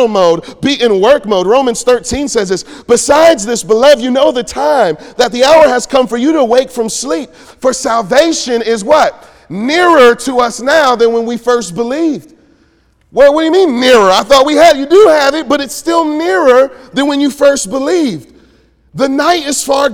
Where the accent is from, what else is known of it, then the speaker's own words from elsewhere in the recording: Detroit, Michigan, United States; I grew up in Detroit